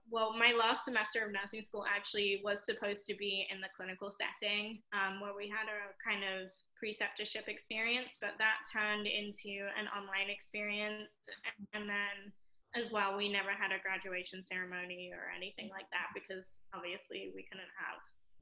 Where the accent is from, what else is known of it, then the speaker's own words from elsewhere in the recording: Florida, United States; accent: mixed; also born or lived in London; So I'm originally from London, but I did move to Florida when I was 6. So my accent is a little bit mixed, I would say.